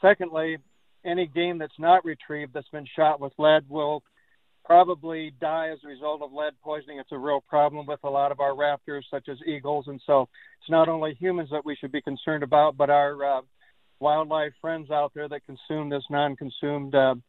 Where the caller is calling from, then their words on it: Sac City, Iowa, United States; I'm joining you from Sac City